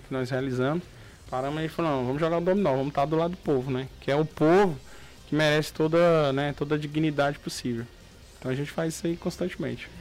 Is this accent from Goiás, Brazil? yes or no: yes; Luziânia, Goiás, Brazil; nós que crescemos nesse bairro, nós crescemos em Luziane, no Ingá